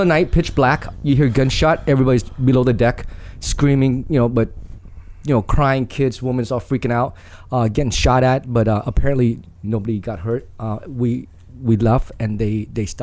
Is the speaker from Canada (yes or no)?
no; Vietnam; also born or lived in Saigon; now in United States; emigrated from Vietnam to America